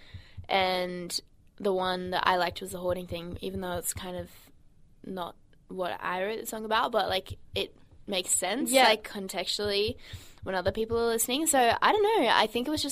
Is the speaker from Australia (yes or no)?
yes; Brisbane, Queensland, Australia; Brisbane's my hometown